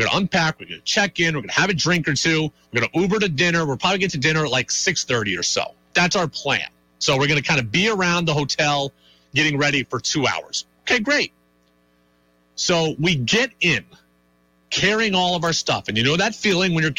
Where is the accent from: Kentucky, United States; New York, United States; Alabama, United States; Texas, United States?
New York, United States; Albany; now in Vermont, United States; We're both from the area. We're both from Albany, so we're kind of near home